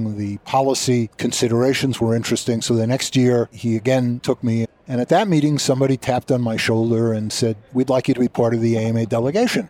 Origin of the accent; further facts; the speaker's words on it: suburbs of New York City, United States; moved away; I grew up in the suburbs of New York City